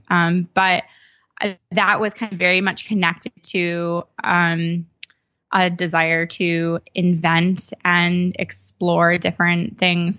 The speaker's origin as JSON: {"language": "English", "town": "Sherborn", "region": "Massachusetts", "country": "United States", "tie": "born or raised there", "said": "I grew up outside of Boston in a pretty small town in Massachusetts called Sherborne."}